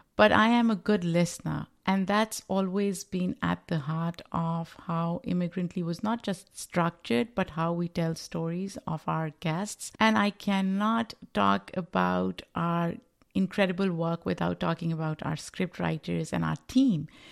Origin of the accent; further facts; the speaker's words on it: Pakistan; moved away as an adult; now in New York, United States; I am a Pakistani immigrant living in the United States, um, New York